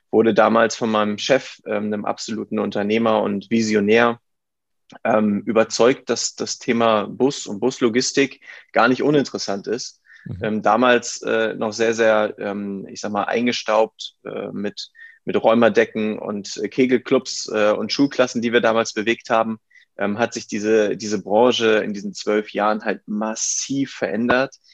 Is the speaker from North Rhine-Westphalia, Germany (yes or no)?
no; Hamburg, Germany; also born or lived in United States; Ich bin äh, Hamburger bin hier groß geworden, ähm, habe die Möglichkeit bekommen, äh, in einem coolen Freundeskreis und Umkreis groß zu werden. Ähm, bin äh, in der 11. Klasse in die Staaten gegangen